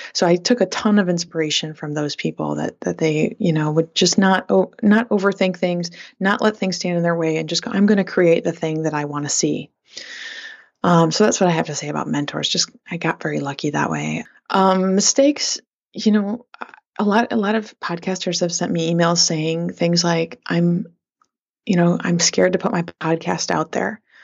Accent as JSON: {"language": "English", "town": "Flint", "region": "Michigan", "country": "United States", "tie": "born or raised there", "said": "growing up in Flint, Michigan"}